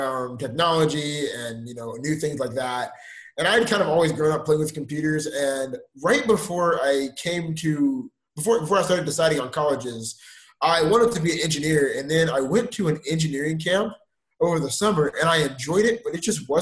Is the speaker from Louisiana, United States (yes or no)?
no; Houston, Texas, United States; now in Waco, United States; I'm from Houston, Texas